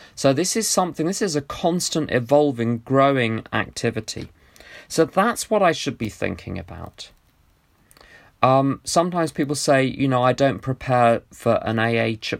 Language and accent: English; United Kingdom; my attachment to being British